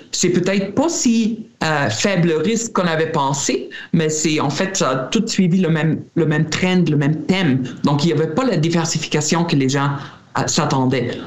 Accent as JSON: {"language": "French", "country": "Germany", "tie": "born or raised there", "moved": "yes", "said": "J'étais en Allemagne, euh, ben, mon pays natal"}